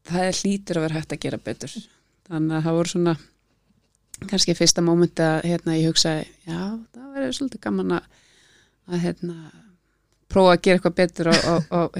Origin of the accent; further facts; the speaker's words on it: Reykjavík, Capital Region, Iceland; also born or lived in Edinburgh, United Kingdom; ég elst upp bara í Breiðholti, í Efra Breiðholti og hérna fór í Hólabrökkuskóla og, og var hérna bara bjó í sömu blokk frá því ég fættist og þangað til ég flutta heimann.